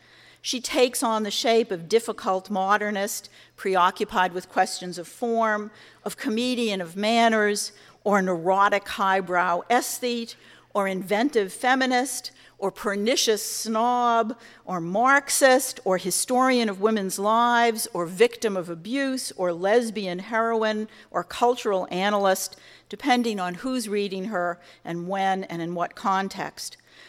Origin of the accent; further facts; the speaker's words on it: United States; as an American